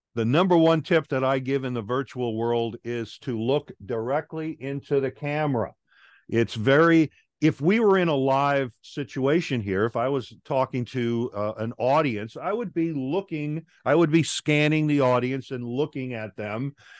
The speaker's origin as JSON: {"language": "English", "area": "Long Island", "region": "New York", "country": "United States", "also_born_or_lived": "Guam", "moved": "as an adult", "lives_now": "Atlanta, United States", "said": "I'm originally from Long Island, New York. After high school, I joined the Air Force"}